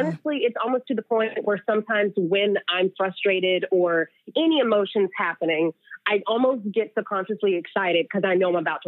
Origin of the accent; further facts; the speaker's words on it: the South, United States; Growing up in the South, get a ring by spring.